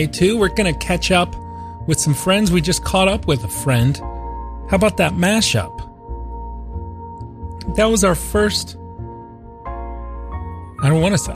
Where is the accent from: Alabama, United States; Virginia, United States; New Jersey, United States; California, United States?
Virginia, United States; Norfolk; Tim and I grew up together in the Norfolk, Virginia Beach area.